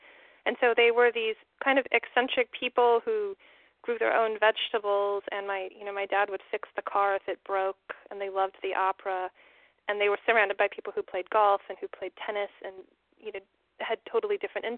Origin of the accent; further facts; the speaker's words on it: California, United States; now in New York, United States; I grew up in California, and I had a comfortable home and a mom and a dad